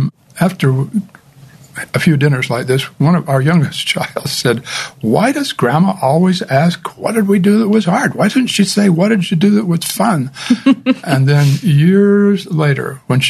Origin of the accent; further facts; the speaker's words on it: St. George, Utah, United States; I grew up in St. George, a very strong Latter-day Saint community